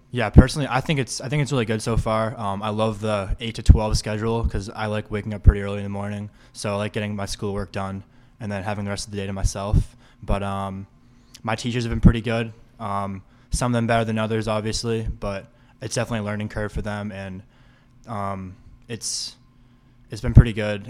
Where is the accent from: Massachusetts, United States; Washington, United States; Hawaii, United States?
Massachusetts, United States; North Andover; growing up in North Andover